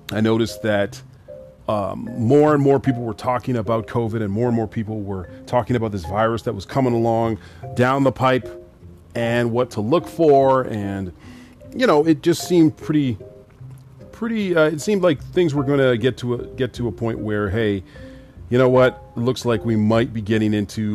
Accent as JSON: {"language": "English", "country": "Canada", "tie": "born or raised there", "also_born_or_lived": "Grenada / Trinidad", "said": "My family's from the Caribbean, Grenada and Trinidad, and I was born here in Canada"}